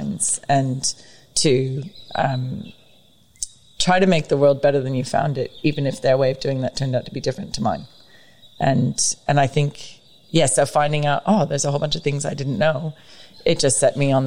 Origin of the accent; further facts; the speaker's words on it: United States; also born or lived in San Diego, California / Los Angeles, California / Oregon; now in Australia; I was raised in Oregon and California